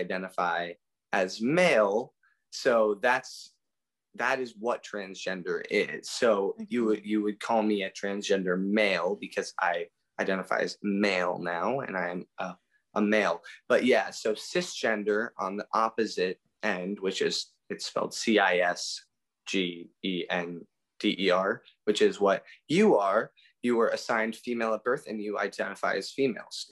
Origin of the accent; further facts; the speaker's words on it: Minnetonka, Minnesota, United States; also born or lived in Pittsburgh, Pennsylvania; I grew up in Minnetonka, Minnesota.